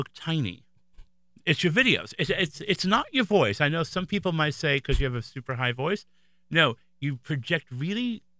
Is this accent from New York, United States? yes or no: yes; New York, United States; I'm born and raised in New York